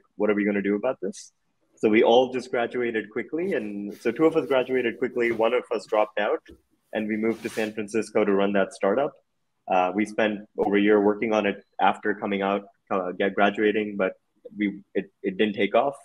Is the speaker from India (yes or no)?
yes; India; also born or lived in United States; I grew up in India